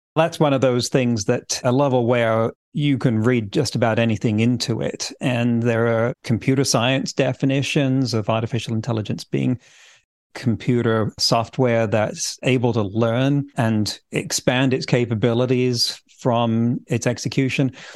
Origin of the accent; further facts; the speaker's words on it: England, United Kingdom; moved away as an adult; also born or lived in California; now in Vancouver Island, Canada; I grew up in England. In fact, my family didn't move from that county for several generations prior to me